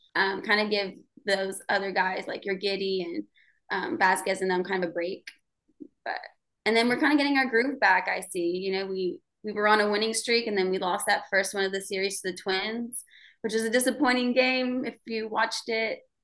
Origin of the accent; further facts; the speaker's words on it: Houston, Texas, United States; Born and raised in Houston